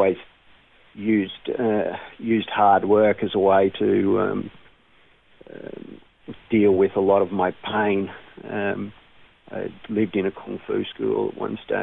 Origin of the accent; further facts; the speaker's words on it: Brisbane, Queensland, Australia; I was born in Brisbane.